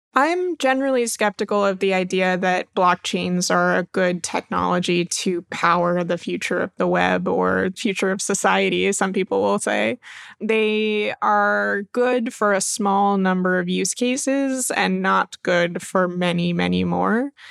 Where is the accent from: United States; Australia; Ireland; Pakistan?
United States; Maine; moved away; I'm originally from Maine